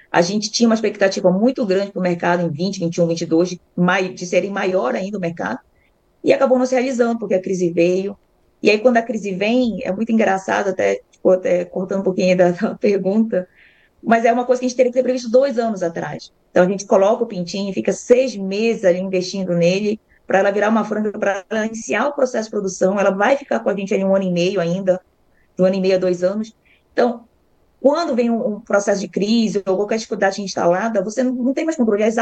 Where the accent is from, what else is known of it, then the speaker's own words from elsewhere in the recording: Belém, Pará, Brazil; now in Bastos, Brazil; Eu vim de Belém, não era a minha profissão ali inicial, cheguei a ser dentista.